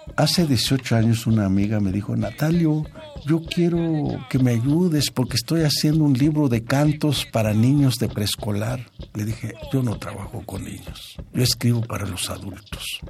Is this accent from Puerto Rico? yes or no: no; Mexico; Somos mexicanos por las tradiciones